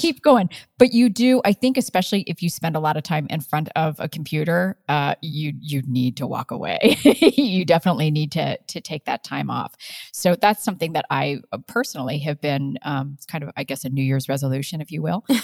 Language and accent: English; Midwest, Ohio, United States; moved away as an adult; now in Colorado, United States; I come from the Midwest